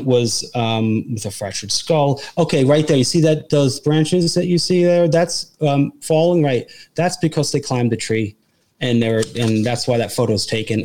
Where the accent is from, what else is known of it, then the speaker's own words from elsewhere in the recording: New York, United States; I'm from New York.